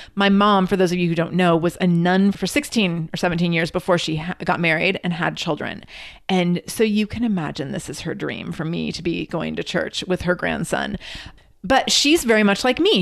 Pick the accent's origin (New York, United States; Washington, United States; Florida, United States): Washington, United States; Redmond; also born or lived in Seattle; I went to school at Saint Joe's on Capitol Hill, and I grew up in Redmond